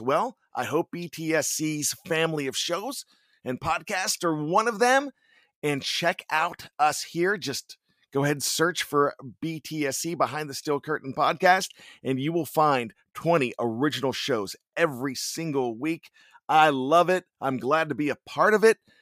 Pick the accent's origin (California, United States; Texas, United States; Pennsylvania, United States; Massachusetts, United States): Pennsylvania, United States; Johnstown; accent: Yinzer; now in Maryland, United States; I'm from Western P A. Some of you might argue that 'cause it's Johnstown and say it's central, but West Central, what have you, but my family still has the accent.